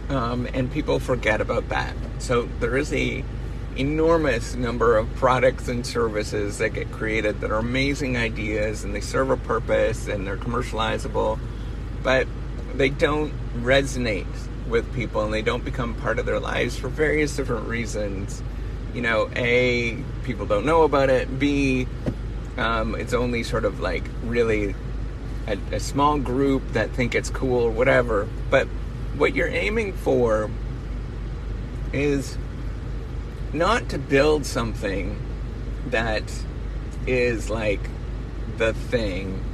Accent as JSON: {"language": "English", "region": "Northern Ontario", "country": "Canada", "tie": "born or raised there", "said": "growing up in Northern Ontario"}